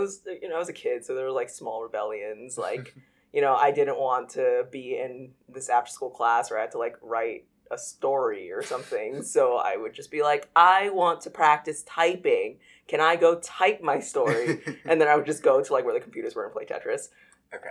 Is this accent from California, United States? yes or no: yes; Los Angeles, California, United States; moved away as an adult; now in Brooklyn, United States; I was born and raised in Los Angeles, and yeah, I was there till I was 18, and then I moved to the East Coast for college